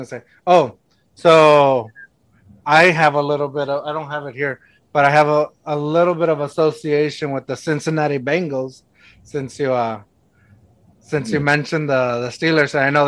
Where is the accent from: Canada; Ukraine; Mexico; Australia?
Mexico; moved away; I'm from Mexico